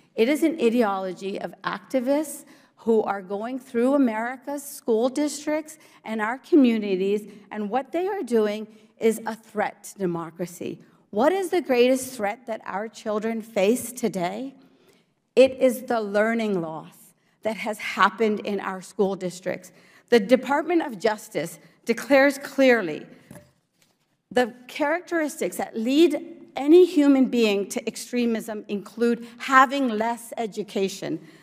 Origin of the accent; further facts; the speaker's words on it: Morgantown, West Virginia, United States; English is a second language; also born or lived in India / New Jersey; I came to the United States at the age of four. I was an immigrant to the great state of New Jersey, and I grew up in Morgantown, West Virginia